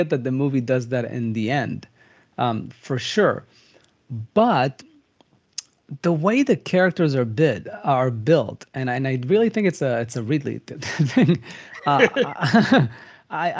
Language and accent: English; Israel; I come from Israel.